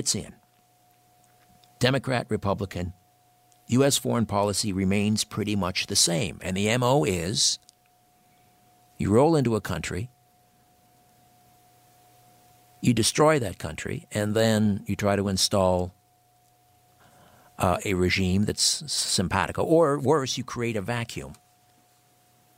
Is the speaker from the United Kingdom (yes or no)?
no; Canada; I'm a Canadian